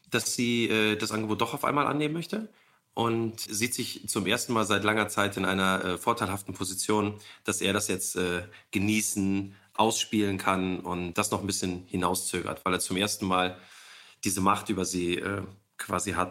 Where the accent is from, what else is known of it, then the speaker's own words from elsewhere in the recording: Cologne, North Rhine-Westphalia, Germany; wir sind doch beide Kölsche